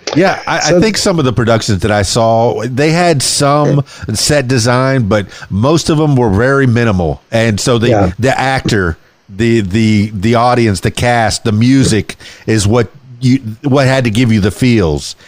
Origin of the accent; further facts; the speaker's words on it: Miami, Florida, United States; I was born and raised in Miami, South Florida, the Florida Keys